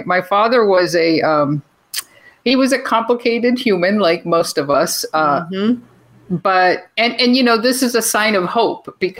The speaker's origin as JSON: {"language": "English", "country": "Venezuela", "tie": "born or raised there", "said": "I was born in Venezuela to Venezuelan parents."}